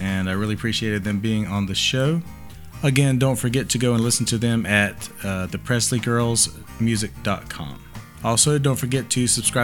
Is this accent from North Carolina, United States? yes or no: yes; Charlotte, North Carolina, United States; the Charlotte area of North Carolina, my hometown